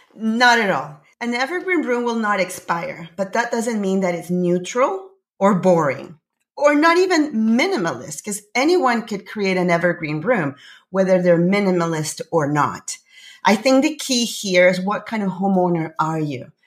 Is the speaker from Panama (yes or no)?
yes; Panama; now in Canada; I'm from Panama, actually. I'm originally from Panama. I live in Canada